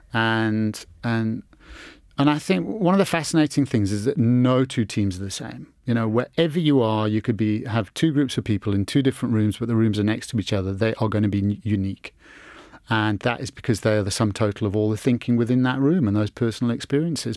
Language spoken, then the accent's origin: English; England, United Kingdom; growing up in England